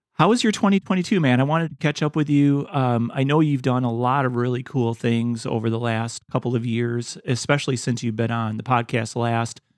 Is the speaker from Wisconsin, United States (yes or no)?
yes; Wisconsin, United States; my home state of Wisconsin